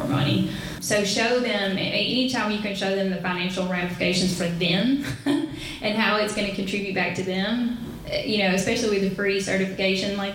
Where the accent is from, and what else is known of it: the South, United States; accent: southern